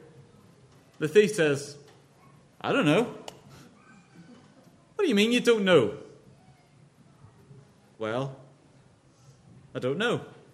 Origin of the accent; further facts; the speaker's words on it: Northern Ireland, United Kingdom; now in London, United Kingdom; you might guess from my accent, this is Northern Ireland